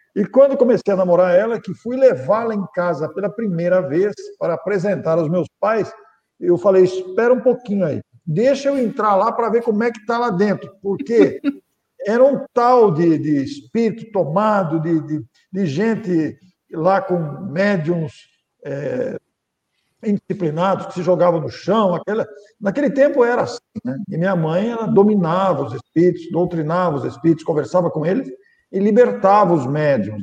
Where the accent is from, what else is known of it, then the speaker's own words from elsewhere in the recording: Mineiros do Tietê, São Paulo, Brazil; now in Matão, Brazil; Passei toda a minha infância, adolescência, mocidade, passei lá.